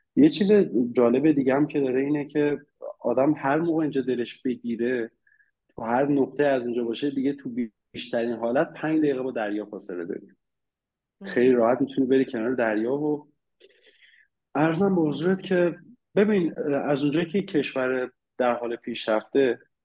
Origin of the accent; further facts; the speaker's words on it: Iran; moved away as an adult; now in Cyprus; من هر جای دنیا باشم صد درصد یه ایرانی هم